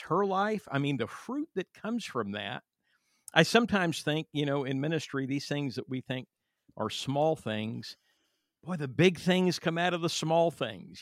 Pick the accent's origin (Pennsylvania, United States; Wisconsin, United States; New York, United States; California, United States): California, United States; I'm from California